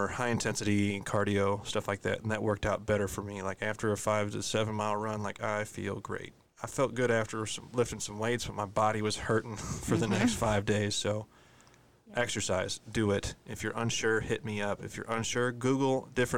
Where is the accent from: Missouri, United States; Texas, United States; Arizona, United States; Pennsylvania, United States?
Missouri, United States; I'm like trash from Missouri